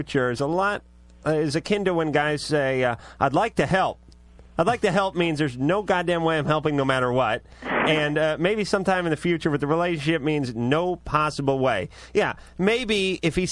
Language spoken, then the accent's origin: English; Los Angeles, California, United States; I come from the Valley